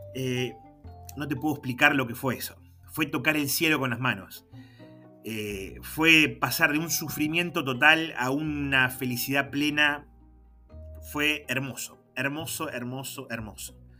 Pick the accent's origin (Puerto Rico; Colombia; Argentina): Argentina; General Pico, La Pampa; me preguntan de dónde soy, le digo que soy de Pico